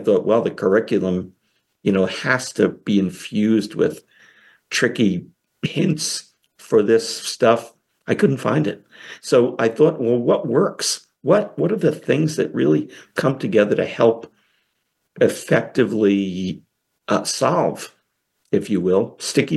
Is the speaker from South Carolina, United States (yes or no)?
no; Long Island, New York, United States; I am from New York, Long Island, specifically